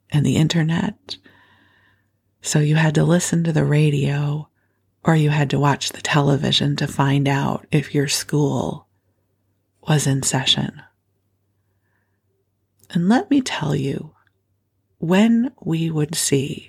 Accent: Skokie, Illinois, United States; moved away as an adult; also born or lived in Los Angeles, California; now in Bay Area, United States; I grew up in Chicago, in Skokie actually, but the Chicago area

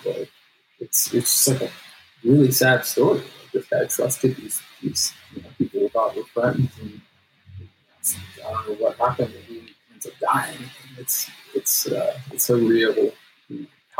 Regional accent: Los Angeles, California, United States; I grew up in the San Fernando Valley

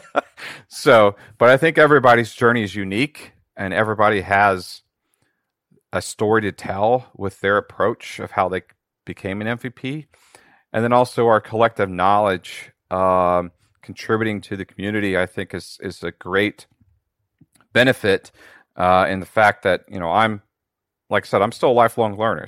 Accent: just north of Cincinnati, Ohio, United States; I'm actually from Ohio uh, in the United States. I'm just just north of Cincinnati

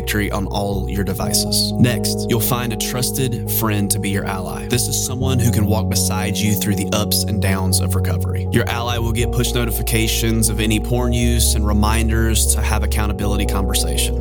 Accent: South Carolina, United States; Almost exactly 100 miles east of my hometown, in the same state of South Carolina

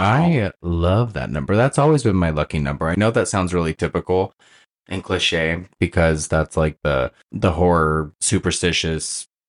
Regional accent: Oregon, United States; moved away as an adult; now in California, United States; I'm from Oregon.

